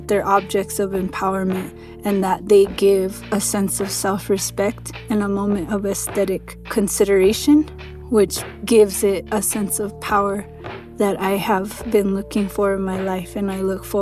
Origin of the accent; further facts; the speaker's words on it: Santa Clara Pueblo, New Mexico, United States; I'm from Santa Clara Pueblo in northern New Mexico, where I live and work on my ancestral homelands